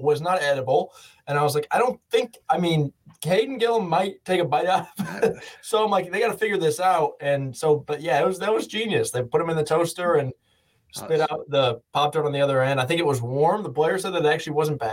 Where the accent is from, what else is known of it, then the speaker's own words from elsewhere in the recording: Illinois, United States; moved away; my hometown in Illinois